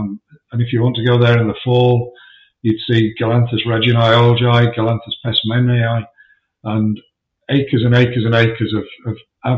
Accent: England, United Kingdom; I don't like summer. I'm English. I don't like heat and humidity.

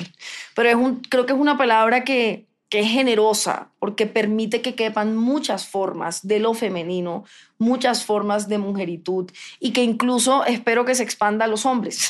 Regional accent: Cartagena / Barranquilla, Caribbean Region, Colombia; Yo soy mitad cartagenera, mitad barranquillera

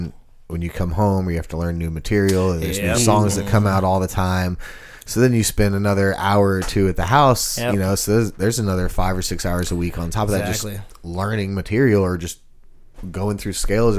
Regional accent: Texas, United States; now in Nashville, United States; I'm from Texas. I've been. I live there.

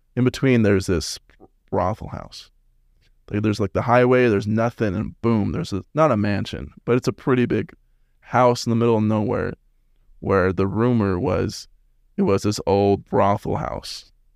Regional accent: West Jordan, Utah, United States; moved away; also born or lived in Las Vegas; I'm from Salt Lake, West Jordan.

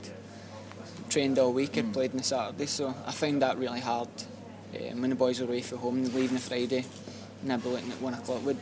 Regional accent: Scotland, United Kingdom; moved away

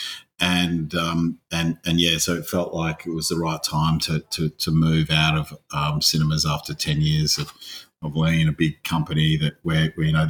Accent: Australia; also born or lived in Scotland; I'm an Aussie mongrel

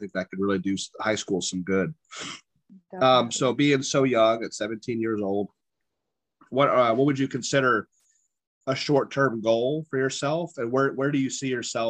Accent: Ohio, United States; I'm from Ohio

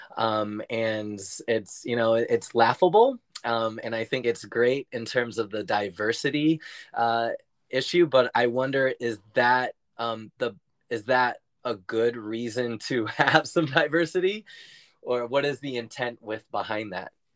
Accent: San Francisco, California, United States; moved away as an adult; also born or lived in New York City; I grew up in San Francisco, California, in the city. So I'm a true city boy at heart

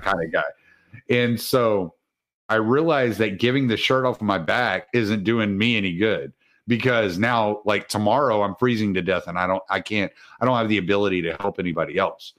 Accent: the South, United States; I'm from the South

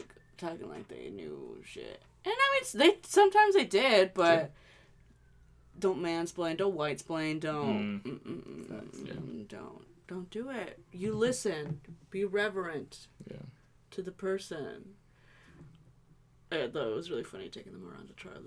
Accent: Seattle, Washington, United States

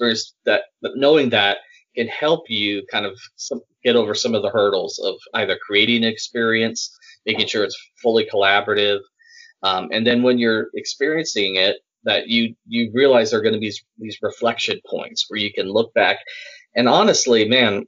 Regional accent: Salt Lake City, Utah, United States; moved away as an adult; now in Birmingham, United States; I grew up in Salt Lake City, Utah.

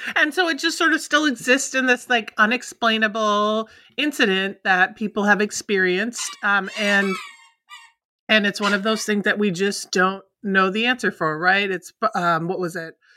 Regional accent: Minnesota, United States; born or raised there

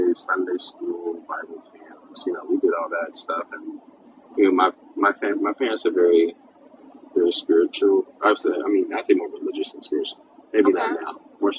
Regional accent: Dallas, Texas, United States; also born or lived in Silver Spring, Maryland / Pittsburgh; moved to Texas, like Dallas, and I would say, I mean, I'm basically raised. Dallas raised me. Like, I call Dallas home

